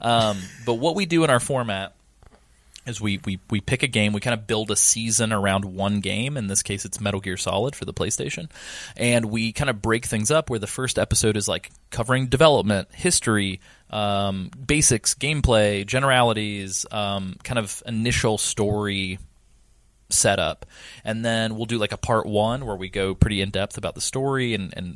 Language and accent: English; Southeast, United States; Growing up in the Southeast